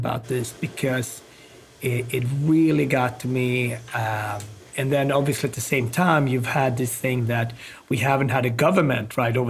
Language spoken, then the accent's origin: English; Gothenburg, Västra Götaland, Sweden; now in United States; I love Sweden and I love Gothenburg a lot. That's where I grew up.